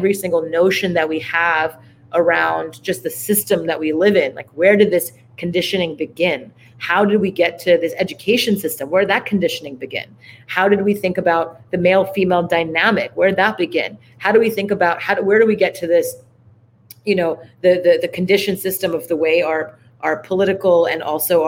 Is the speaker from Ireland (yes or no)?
no; Montreal, Quebec, Canada; We grew up in Montreal, Canada